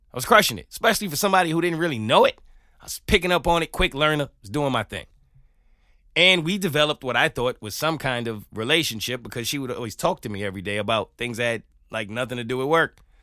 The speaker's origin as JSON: {"language": "English", "region": "New York", "country": "United States", "moved": "as an adult", "lives_now": "Atlanta, United States", "said": "as a New Yorker"}